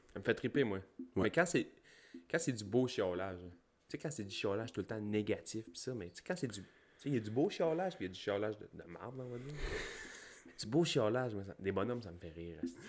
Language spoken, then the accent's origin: French; Gaspésie, Quebec, Canada; On vient du fin fond de la Gaspésie, d'un rang